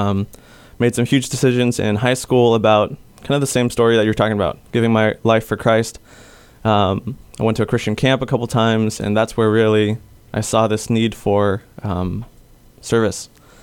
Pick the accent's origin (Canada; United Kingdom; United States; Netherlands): United States; Detroit, Michigan; now in Guam; I grew up in Michigan, Detroit, Michigan area. So even though I'm Filipino, I did not grow up here